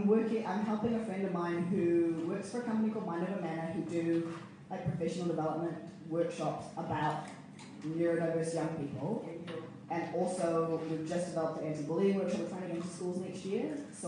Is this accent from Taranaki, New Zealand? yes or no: yes; Stratford, Taranaki, New Zealand; also born or lived in United States / Cambodia; I was born in America. And I grew up in Cambodia, and then I Stratford in Taranaki.